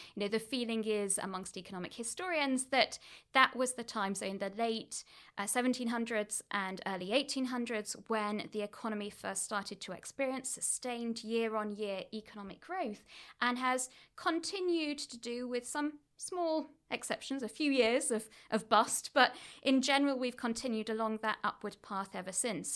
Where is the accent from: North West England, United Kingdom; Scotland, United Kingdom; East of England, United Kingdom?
North West England, United Kingdom; Oldham; moved away; I grew up in Manchester, actually East Manchester, a town called Oldham